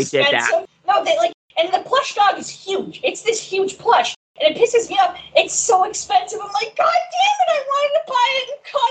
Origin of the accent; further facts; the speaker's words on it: Saskatoon, Saskatchewan, Canada; my hometown of Saskatoon, Saskatchewan, Canada